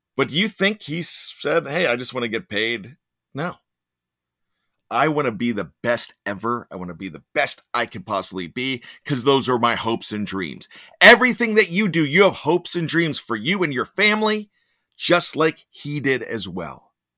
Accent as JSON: {"language": "English", "town": "Pittsburgh", "region": "Pennsylvania", "country": "United States", "accent": "Yinzer", "said": "I like my Yinzer accent"}